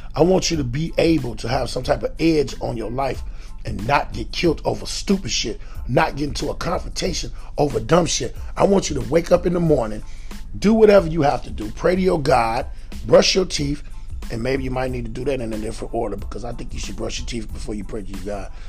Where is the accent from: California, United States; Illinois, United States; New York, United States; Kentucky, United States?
Illinois, United States; Chicago; also born or lived in Atlanta, Georgia; I'm from Chicago